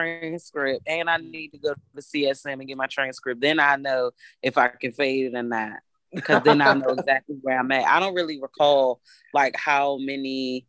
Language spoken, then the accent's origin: English; United States; growing up in America.